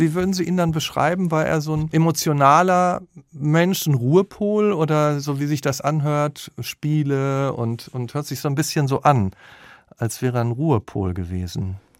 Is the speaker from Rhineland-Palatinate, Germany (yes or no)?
no; Dortmund, North Rhine-Westphalia, Germany; Ich komme nämlich auch aus dem Ruhrgebiet